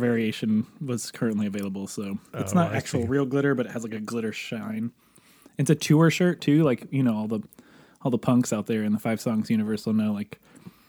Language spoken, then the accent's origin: English; near Napavine, Washington, United States; my hometown address